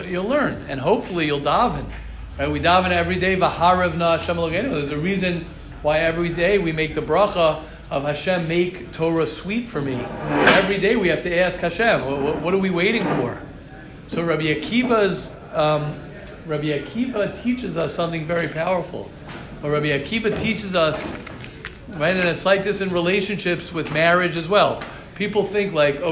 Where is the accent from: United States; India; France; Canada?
United States; as an American, I have connections in America